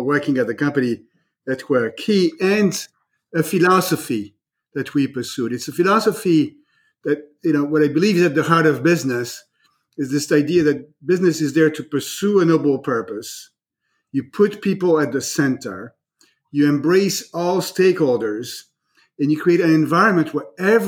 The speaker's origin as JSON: {"language": "English", "country": "France", "tie": "born or raised there", "moved": "yes", "lives_now": "United States", "said": "I am myself an immigrant, right? I was born in France"}